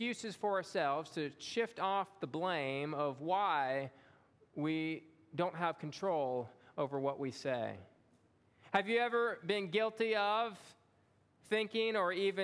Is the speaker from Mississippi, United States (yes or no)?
yes; Long Beach, Mississippi, United States; moved away as an adult; also born or lived in Springfield, Louisiana; I had moved to Long Beach, Mississippi when I was 1 year old